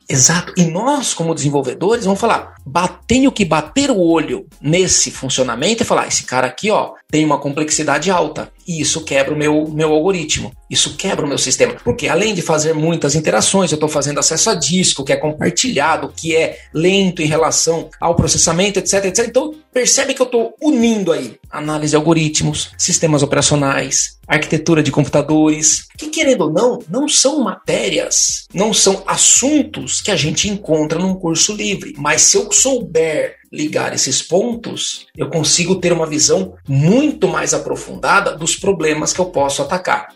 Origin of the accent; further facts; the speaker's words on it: São Paulo, Brazil; sou de São Paulo, moro em São Paulo atualmente